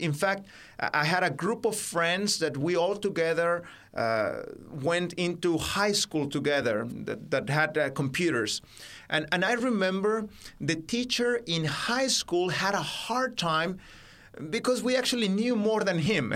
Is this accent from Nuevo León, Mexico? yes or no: no; Baja California, Mexico; English is a second language; also born or lived in Mexico City; it's a state bordering with what you call today California in America, uh, just across the border from there. That's where I grew up